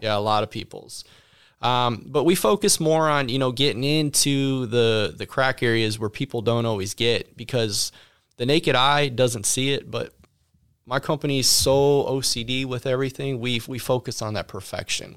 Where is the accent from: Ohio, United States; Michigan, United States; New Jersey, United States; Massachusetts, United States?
Ohio, United States; also born or lived in Palm Beach, Florida / Texas; now in Sugar Land, United States; I was born and raised in Ohio.